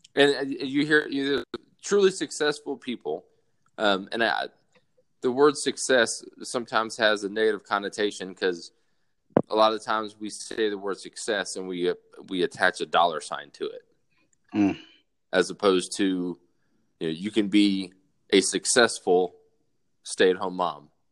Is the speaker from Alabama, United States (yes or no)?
yes; South Alabama, United States; moved away as an adult; being born and raised in South Alabama